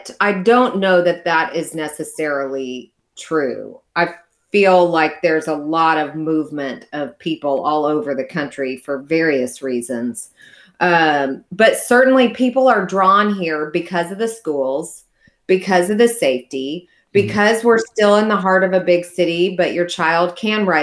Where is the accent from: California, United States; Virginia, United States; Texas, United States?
Texas, United States; Dallas; I was born in West Texas, and then my family moved to Dallas, really Highland Park, when I was 4. And so I grew up in this area